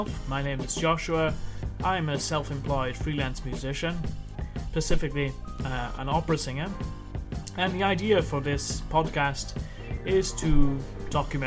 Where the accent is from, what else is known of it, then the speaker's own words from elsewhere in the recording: Wales, United Kingdom; I grew up in Wales